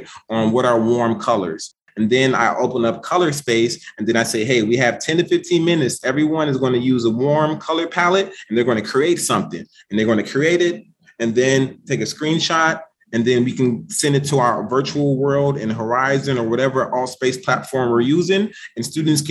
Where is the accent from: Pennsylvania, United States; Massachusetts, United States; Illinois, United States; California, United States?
Illinois, United States; Chicago; I'm from Chicago Public Schools. I graduated salutatorian of my high school class in the south side of Chicago